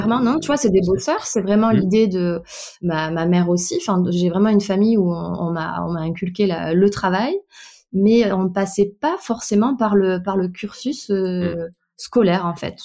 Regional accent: Bordeaux, Nouvelle-Aquitaine, France; je suis née à Bordeaux. J'ai toute ma famille originaire de Bretagne, pour le coup. Donc, j'ai passé toutes mes vacances d'enfance sur l'île d'Ouessant

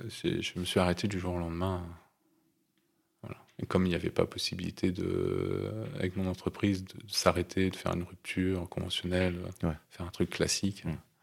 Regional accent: Nouvelle-Aquitaine, France; c'est là où j'ai grandi

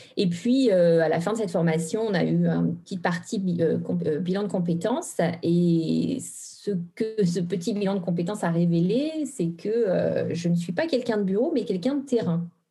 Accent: Normandy, France; also born or lived in Brittany; now in Haute-Savoie, France; je suis originaire en fait de la Normandie

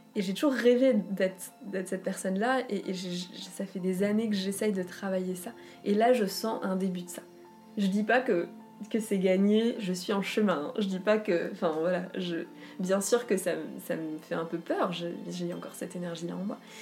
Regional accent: Alsace, Grand Est, France; la maison où j'ai grandi, en Alsace

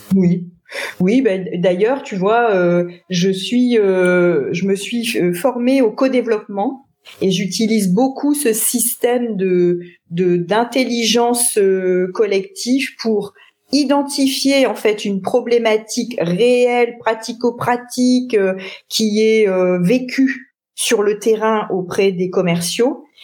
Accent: Lille, Hauts-de-France, France; also born or lived in Paris region; je suis une euh, ch'ti, puisque je suis née euh, à Lille il y a de nombreuses années

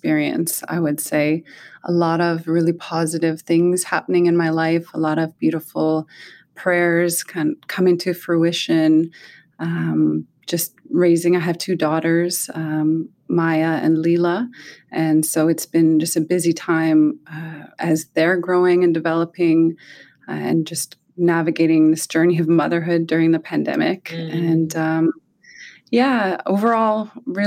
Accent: Alert Bay, British Columbia, Canada; I live in my home community in Alert Bay. That's northern Vancouver Island and Namgis territory

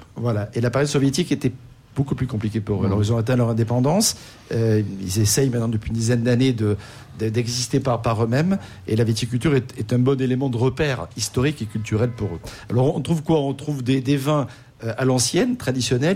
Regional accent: France; chez nous en France

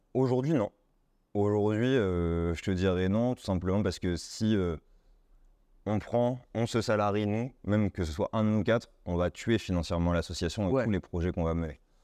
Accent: Tours, Centre-Val de Loire, France; je suis né à Tours, j'ai fait un bac ES classique

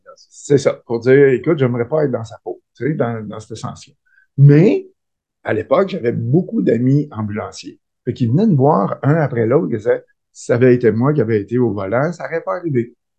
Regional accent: Rivière-du-Loup, Quebec, Canada; je suis un petit gars de Rivière-du-Loup, du bas du fleuve. je suis né là. J'ai fait mes études.

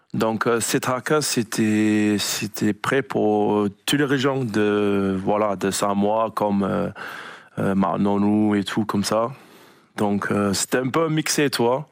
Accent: New Zealand; French is a second language; l'All Black, c'est le, cri de notre pays

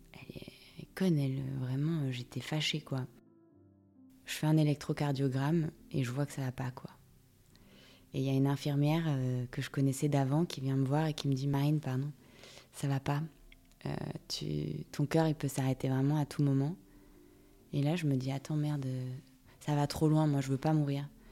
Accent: Monaco; je viens de Monaco.

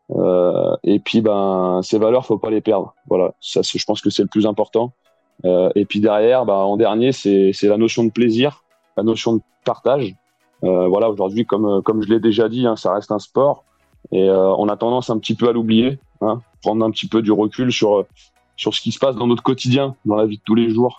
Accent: Lyon, Auvergne-Rhône-Alpes, France; je suis né à Lyon et j'habite dans la région lyonnaise depuis tout petit

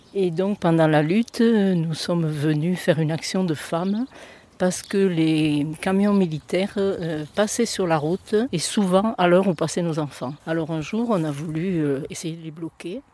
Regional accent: Millau, Occitania, France; also born or lived in Larzac; Je suis née à Millau en 1946. Mes parents étaient agriculteurs

